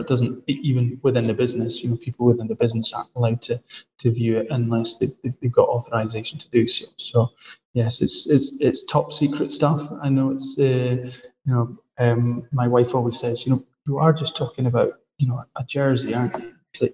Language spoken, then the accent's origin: English; Scotland, United Kingdom; I'm a Scotsman. I'm not a Welshman